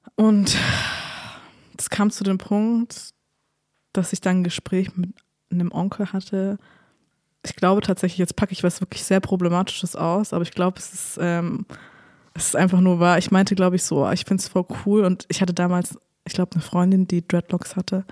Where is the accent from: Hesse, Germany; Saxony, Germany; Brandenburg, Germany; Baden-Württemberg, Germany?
Baden-Württemberg, Germany; near Winnenden / Wendlingen; born or raised there